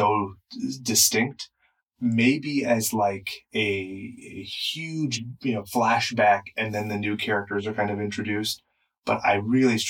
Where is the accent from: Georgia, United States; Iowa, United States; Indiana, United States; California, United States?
California, United States; Inland Empire; we're cracker asses from the Inland Empire